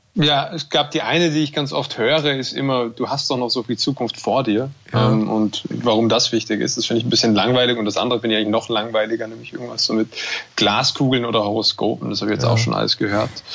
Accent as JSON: {"language": "German", "country": "Germany", "accent": "German", "moved": "yes", "lives_now": "Austria", "said": "diese Existenz als, als Deutscher oder jemand mit einem deutschen Akzent in Österreich"}